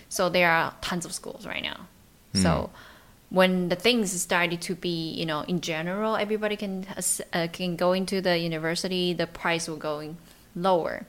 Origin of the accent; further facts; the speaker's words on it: Taichung, Taiwan; the city I'm from. I'm from Taichung